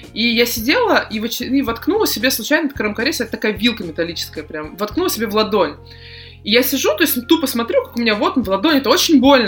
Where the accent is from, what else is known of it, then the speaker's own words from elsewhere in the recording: Saint Petersburg, Russia; я из Питера